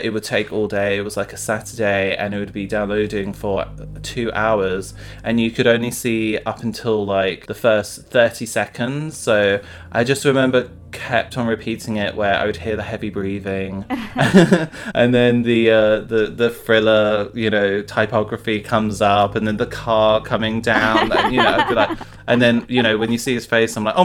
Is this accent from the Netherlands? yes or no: no; London, United Kingdom; I'm from London